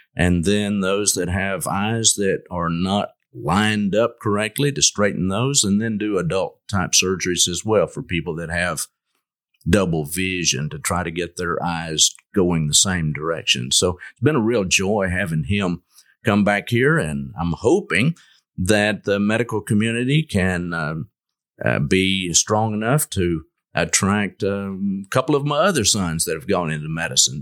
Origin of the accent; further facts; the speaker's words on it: Lubbock, Texas, United States; moved away as an adult; also born or lived in Jackson, Mississippi; now in Longview, United States; I grew up in the Lubbock area